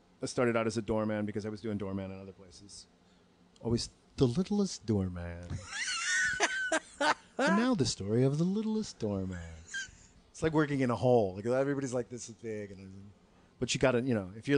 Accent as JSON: {"language": "English", "town": "Chicago", "region": "Illinois", "country": "United States", "tie": "born or raised there", "also_born_or_lived": "Arlington Heights", "said": "I was born in Chicago, but I didn't live there my whole life"}